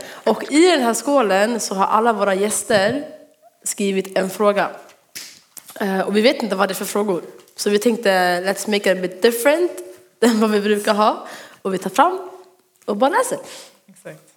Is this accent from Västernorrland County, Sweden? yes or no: no; Örebro, Örebro County, Sweden; Ehm, det här var när vi bodde i Örebro. Vi är från Örebro om ni inte visste det.